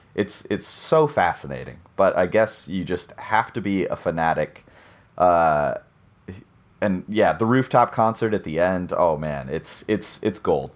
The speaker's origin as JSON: {"language": "English", "country": "United States", "said": "I'm an American and I grew up with the American version"}